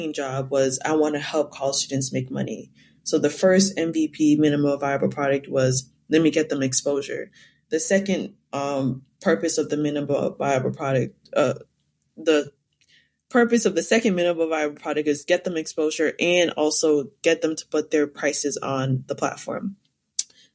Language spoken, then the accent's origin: English; Cambridge, Massachusetts, United States; I'm from Cambridge, Massachusetts